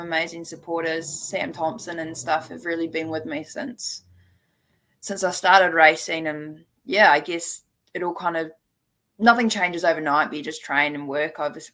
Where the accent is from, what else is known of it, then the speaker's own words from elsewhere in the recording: Taupo, Waikato, New Zealand; growing up in Taupo